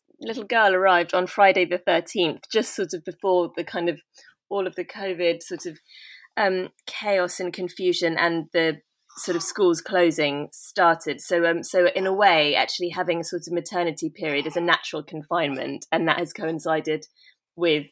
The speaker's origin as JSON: {"language": "English", "region": "London", "country": "United Kingdom", "tie": "born or raised there", "said": "I was born in London and kind of educated there, sort of in southwest London, sort of suburbia. And I still live in London"}